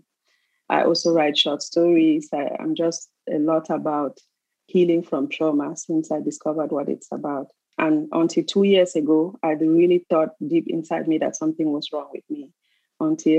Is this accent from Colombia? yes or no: no; Cameroon; also born or lived in Switzerland; now in Canada; I was born in Cameroon, raised partly in Cameroon, and then I moved to Switzerland where I lived for 20 years. And presently I live in Canada